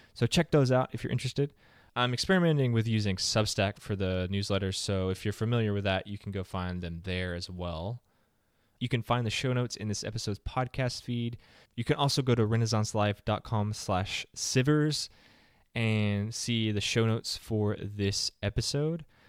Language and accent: English; the South, United States; I'm from the South